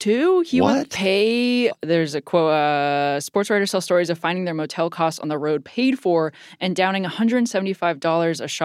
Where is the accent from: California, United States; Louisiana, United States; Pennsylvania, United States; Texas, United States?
California, United States; Los Angeles; I'm from Los Angeles. SoCal